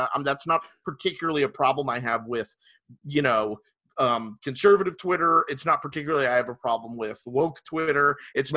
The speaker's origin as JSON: {"language": "English", "region": "Delaware", "country": "United States", "said": "I'm from Delaware. I've known Joe Biden, you know, since I was a kid"}